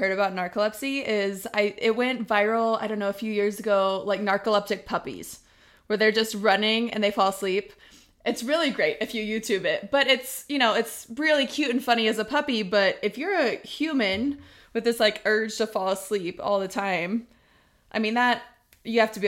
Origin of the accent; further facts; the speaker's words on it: Texas, United States; moved away; I am from Texas, Texas at heart, even though I'm up in the north now